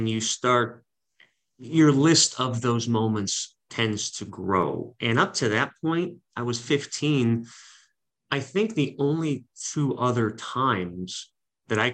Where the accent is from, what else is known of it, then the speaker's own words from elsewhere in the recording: Cleveland, Ohio, United States; moved away as an adult; also born or lived in Syracuse, New York; I was in my hometown for 8 years doing sports radio.